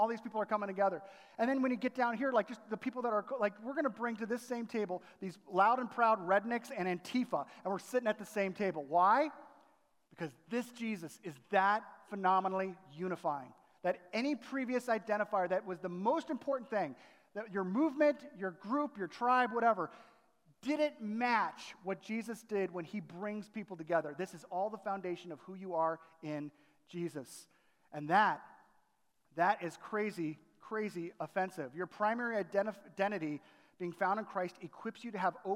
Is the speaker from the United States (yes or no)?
yes; Southern California, United States; moved away as an adult; also born or lived in Chicago area; growing up in Southern California